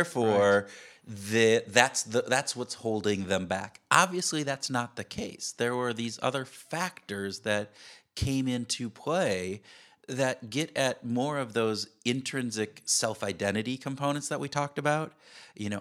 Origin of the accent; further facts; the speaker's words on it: Wisconsin, United States; I'm from Wisconsin. I'm a cheesehead